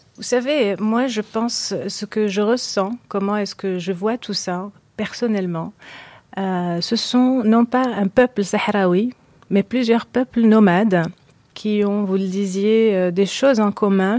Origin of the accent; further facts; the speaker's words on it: Marrakesh, Marrakesh-Safi, Morocco; j'ai grandi au Maroc, à Marrakech